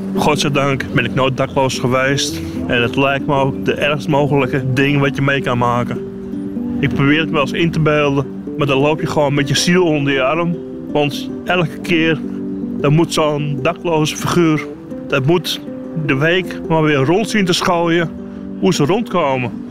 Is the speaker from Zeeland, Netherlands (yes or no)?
no; Amsterdam, North Holland, Netherlands; Ik ben echt Amsterdam. Ik ben geboren in de Spamme buurt.